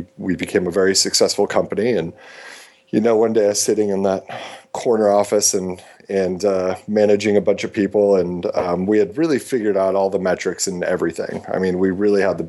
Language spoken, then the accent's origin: English; Midwest, United States; moved away as an adult; also born or lived in San Francisco; growing up in the Midwest and the environment I did